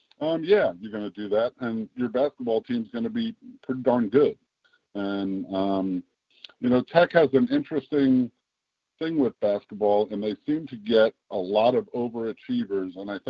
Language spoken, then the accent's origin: English; New Jersey, United States; moved away as an adult; also born or lived in Ohio; now in Virginia, United States; I grew up in New Jersey.